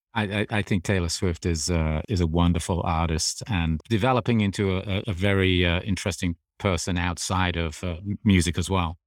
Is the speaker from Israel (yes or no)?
no; England, United Kingdom; moved away; I grew up in England